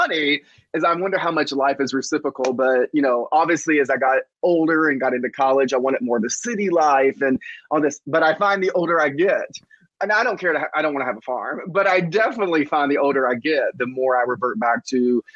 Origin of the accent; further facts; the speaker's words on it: Mount Washington, Kentucky, United States; also born or lived in Chicago; I grew up on a farm in Mount Washington, Kentucky, which is about 30 minutes outside of Louisville.